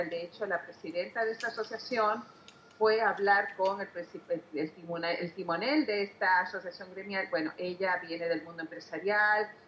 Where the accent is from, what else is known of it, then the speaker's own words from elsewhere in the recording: Chile; also born or lived in Venezuela / Spain; y soy trinacional, soy chilena, venezolana y española.